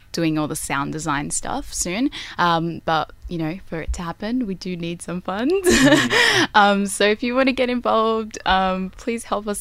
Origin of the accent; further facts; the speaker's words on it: Sydney, New South Wales, Australia; I'm from Mount Druitt